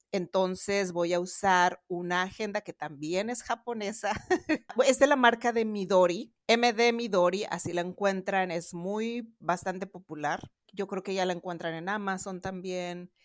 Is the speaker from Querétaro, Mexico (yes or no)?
no; Mexico City, Mexico; yo soy también de la Ciudad de México. Ahorita estoy grabando de la Ciudad de Boston.